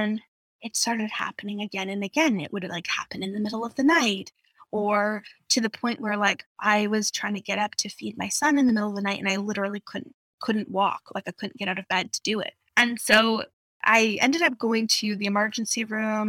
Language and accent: English; outside of Vancouver, British Columbia, Canada; also born or lived in Calgary; I moved back to home outside of Vancouver